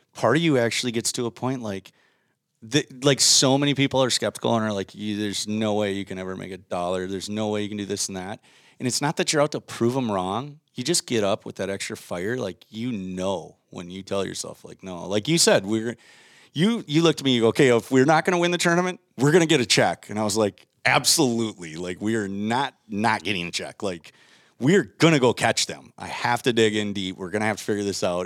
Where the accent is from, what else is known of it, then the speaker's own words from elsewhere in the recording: Waconia, Minnesota, United States; I grew up in Minnesota